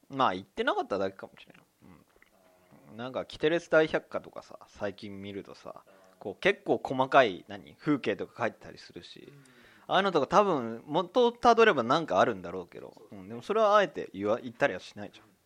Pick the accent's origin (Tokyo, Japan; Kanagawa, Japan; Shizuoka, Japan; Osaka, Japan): Tokyo, Japan; Higashimurayama; 東村山出身でございます